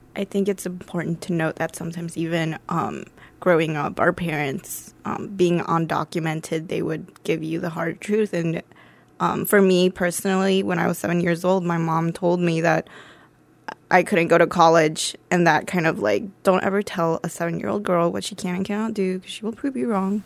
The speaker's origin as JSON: {"language": "English", "town": "Dublin", "region": "Ohio", "country": "United States", "tie": "born or raised there", "said": "I grew up in Dublin, Ohio"}